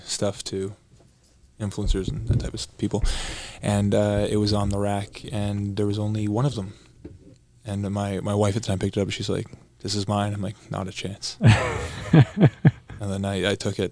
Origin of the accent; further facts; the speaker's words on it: Burlington, Ontario, Canada; also born or lived in Los Angeles, United States; now in Toronto, Canada; I grew up in Canada. I was born in Burlington, Ontario